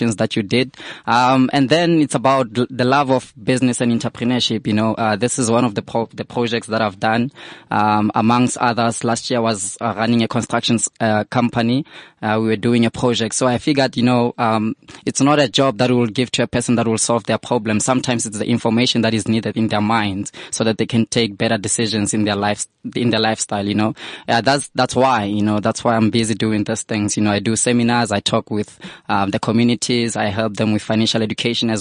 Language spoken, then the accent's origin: English; Vanderbijlpark, Gauteng, South Africa; I'm from Deval, I'm from Van der Bijl